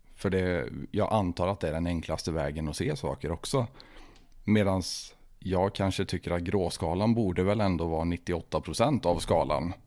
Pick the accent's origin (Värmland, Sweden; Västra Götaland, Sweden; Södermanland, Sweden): Västra Götaland, Sweden; Tidaholm; vi har ju växt upp på samma ställe i Tidaholm.